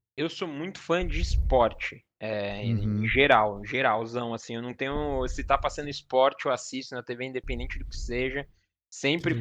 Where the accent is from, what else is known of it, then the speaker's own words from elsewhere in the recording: Cotia, São Paulo, Brazil; also born or lived in Osasco; Eu sou, eu sou daqui da Zona Oeste de São Paulo, então eu nasci em Osasco. Mas uhum. sempre morei minha vida toda em Cotia